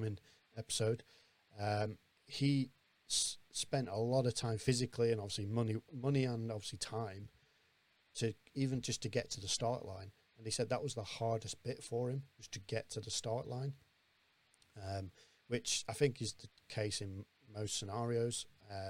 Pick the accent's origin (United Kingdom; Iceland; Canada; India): United Kingdom; Blackburn, North West England; I'm from Blackburn myself, so Bolton's right next door